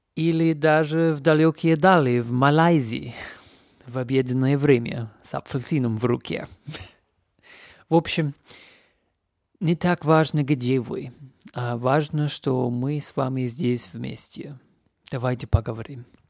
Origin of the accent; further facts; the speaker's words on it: Canada; Russian is a second language; now in Leipzig, Germany; Я из Канады, но я живу и вещаю сейчас из любимого города Лейпциг